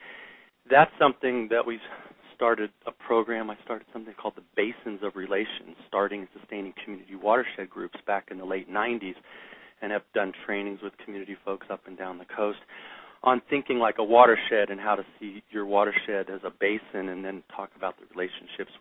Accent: Maryland, United States; also born or lived in West Yellowstone; I grew up a bunch in Maryland

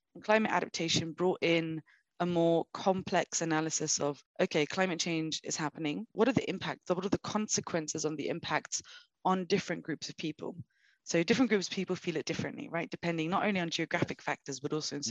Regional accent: London, United Kingdom; moved away as an adult; now in Brazil; I was born, I grew up in London

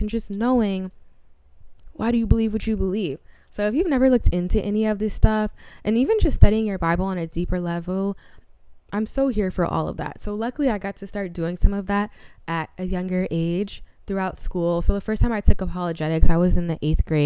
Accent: Rockland County, New York, United States; my little Rockland County suburban girl self

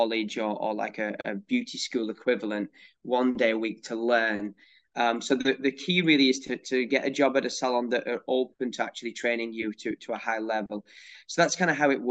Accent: North West England, United Kingdom; moved away as an adult; now in United States; I grew up in England in a really small town between Manchester and Liverpool

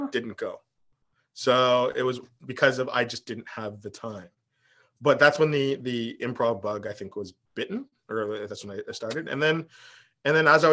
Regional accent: Markham, Ontario, Canada; also born or lived in Richmond Hill; I grew up in Markham and went to high school in Richmond Hill because of French immersion.

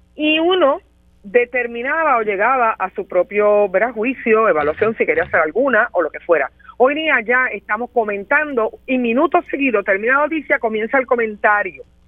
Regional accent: Puerto Rico; que soy puertorriqueña

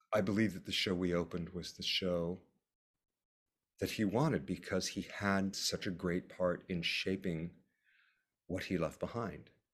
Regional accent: San Diego, California, United States; moved away as an adult; also born or lived in Los Angeles; now in New York, United States; I grew up in San Diego

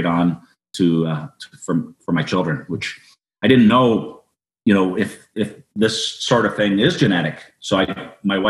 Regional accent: Niagara Falls, Ontario, Canada; I was born in Niagara Falls General Hospital

